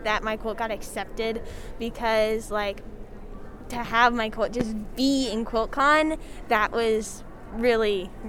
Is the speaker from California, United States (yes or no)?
no; Amherst, Virginia, United States; I am from Amherst, Virginia, and I have a bunch of great friends.